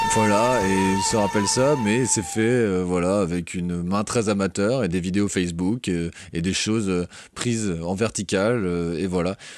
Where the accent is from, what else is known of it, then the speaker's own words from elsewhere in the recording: Brittany, France; en tant que breton